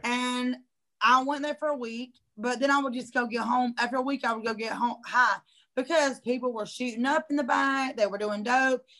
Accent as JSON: {"language": "English", "town": "Hampton", "country": "United States", "tie": "born or raised there", "also_born_or_lived": "South Georgia", "moved": "as an adult", "said": "I moved back to my hometown, which was Hampton, back in 2014"}